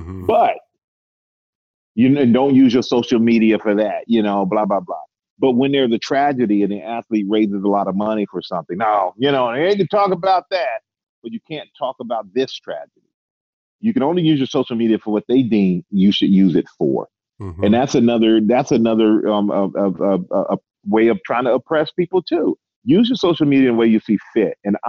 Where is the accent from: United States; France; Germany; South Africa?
Germany; But though I grew up in Germany, man.